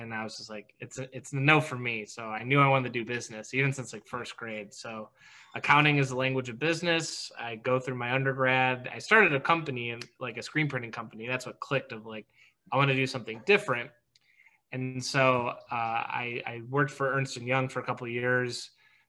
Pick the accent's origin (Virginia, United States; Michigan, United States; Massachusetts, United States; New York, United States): Michigan, United States; Detroit; I grew up in Metro Detroit, and my whole family were teachers or worked for Chrysler.